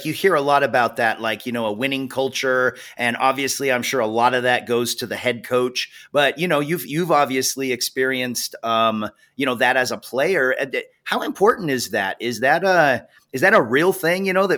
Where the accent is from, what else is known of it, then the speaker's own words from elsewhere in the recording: the Northwest, Pacific Northwest, United States; I'm actually from the Northwest as well, you know, big Seattle fan.